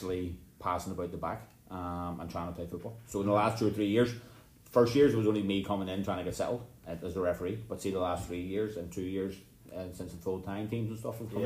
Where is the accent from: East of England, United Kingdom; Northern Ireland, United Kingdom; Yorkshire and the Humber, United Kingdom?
Northern Ireland, United Kingdom; Bangor; where are you from? I said, Bangor